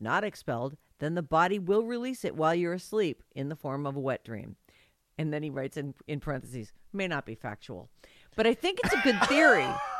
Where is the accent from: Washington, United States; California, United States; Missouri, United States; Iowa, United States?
California, United States; San Francisco; moved away as an adult; I was born and raised in San Francisco. All my friends, family, everything I knew was there. 5 generations born and raised San Franciscans.